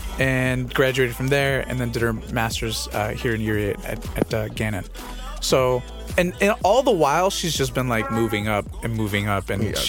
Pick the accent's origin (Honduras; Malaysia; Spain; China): Honduras; moved away; we're from Honduras. So she, like, you know, we grew up in a third world country.